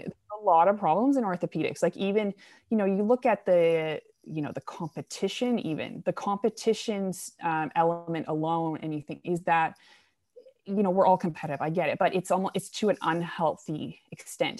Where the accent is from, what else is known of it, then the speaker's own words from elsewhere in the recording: New Brunswick, Canada; moved away as an adult; also born or lived in Alberta; So I'm Canadian. Um, I grew up in Eastern Canada in a province called New Brunswick, so right above Maine, and, uh, grew up on a farm